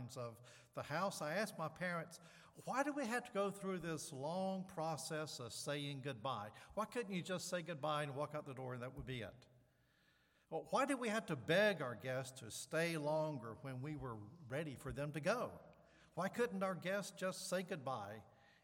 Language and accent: English; the South, United States; I grew up in the South